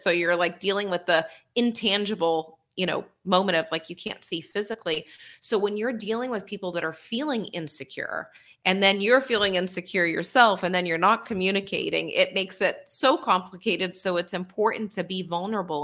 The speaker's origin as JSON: {"language": "English", "area": "near Boston", "region": "Massachusetts", "country": "United States", "tie": "born or raised there"}